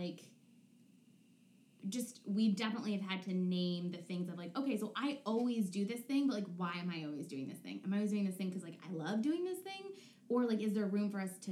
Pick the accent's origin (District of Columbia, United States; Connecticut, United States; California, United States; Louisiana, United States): Connecticut, United States; I grew up in Connecticut in like a very affluent liberal area